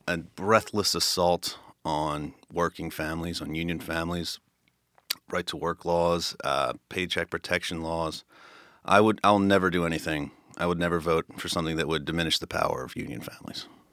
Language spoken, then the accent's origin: English; Philadelphia, Pennsylvania, United States; I grew up in Northeast Philly, um, by Franklin Mills